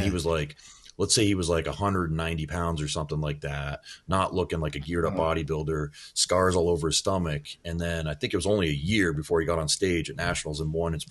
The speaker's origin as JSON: {"language": "English", "town": "Shelburne", "region": "Vermont", "country": "United States"}